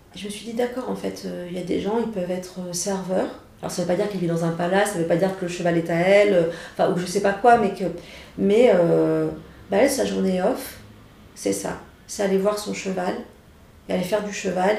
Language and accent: French; Saint-Étienne, Auvergne-Rhône-Alpes, France; now in Paris, France; je viens de Saint-Etienne